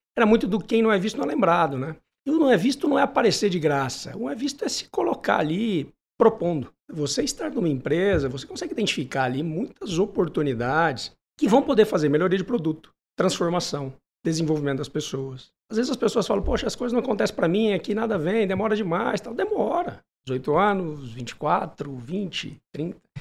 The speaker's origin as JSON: {"language": "Portuguese", "town": "Manaus", "region": "Amazonas", "country": "Brazil", "tie": "born or raised there", "also_born_or_lived": "São Paulo / São José do Rio Preto", "moved": "yes", "said": "Eu nasci em São Paulo, mudei com três anos para Manaus"}